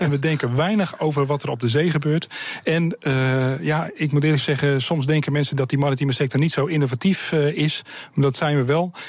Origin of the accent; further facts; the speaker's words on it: Sliedrecht, South Holland, Netherlands; Ik kom uit Sliedrecht, ik ben een baggeraar